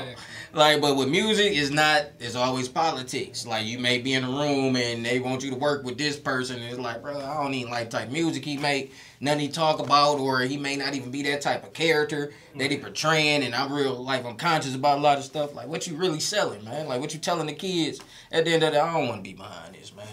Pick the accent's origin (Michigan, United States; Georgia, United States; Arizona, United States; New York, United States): Michigan, United States; Detroit; moved away as an adult; now in Houston, United States; I'm from Detroit